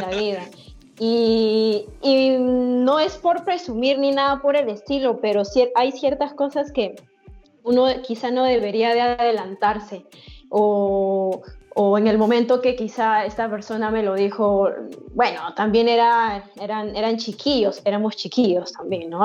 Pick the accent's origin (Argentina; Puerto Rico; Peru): Peru; Paucará, Huancavelica; No es una ciudad, pero ojalá sea ciudad, mi pueblo, Paucará.